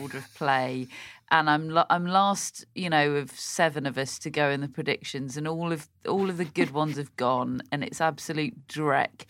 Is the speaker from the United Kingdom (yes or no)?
yes; United Kingdom; as a British person